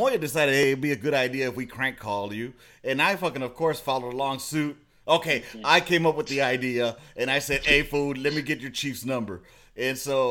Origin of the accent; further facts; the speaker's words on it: Los Angeles, California, United States; accent: LA accent; I still had that accent going, like the LA accent, with the Holmes and A and Orale and all